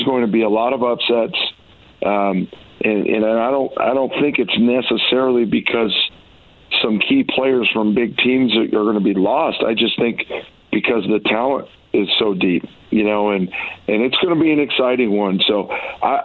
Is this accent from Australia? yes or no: no; Chicago, Illinois, United States; now in Oregon, United States; I'm a guy that grew up a lot of years in Chicago